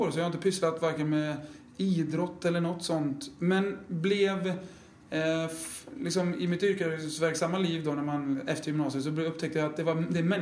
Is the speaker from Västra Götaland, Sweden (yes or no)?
yes; Skövde, Västra Götaland, Sweden; also born or lived in Umeå; now in Hudiksvall, Sweden; born and raised in Skövde.